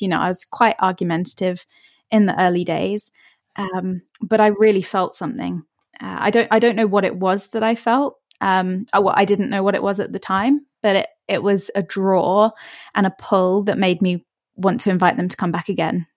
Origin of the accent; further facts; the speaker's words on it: Hertfordshire, East of England, United Kingdom; also born or lived in Australia; I'm from just north of London. Uh, it's a place called Hertfordshire, if you've heard of it. And I've lived here most of my life